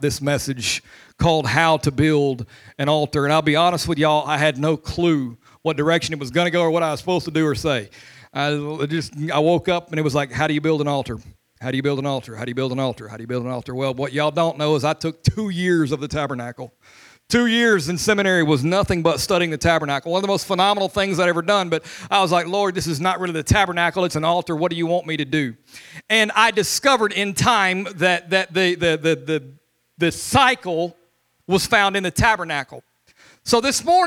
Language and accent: English; Louisiana, United States; now in Molino, Florida, United States; I am Cajun. I'm from Louisiana.